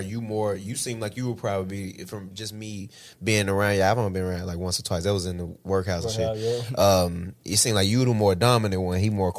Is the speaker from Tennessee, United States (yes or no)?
yes; Tennessee, United States; when you say I'm from West Tennessee or what that mean, like, you know.